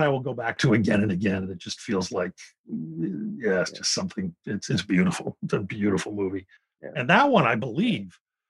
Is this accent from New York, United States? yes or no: no; Philadelphia, Pennsylvania, United States; I grew up in West Philadelphia, which looks a lot like Brooklyn.